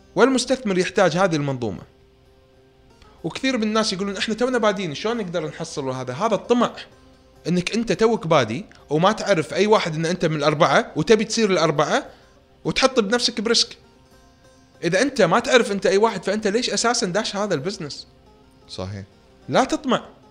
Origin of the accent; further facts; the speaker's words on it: Kuwait; انا ككويتي كمطور